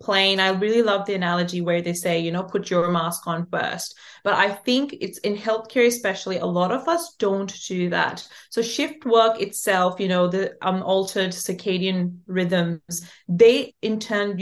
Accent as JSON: {"language": "English", "country": "Pakistan", "said": "I'm from Pakistan"}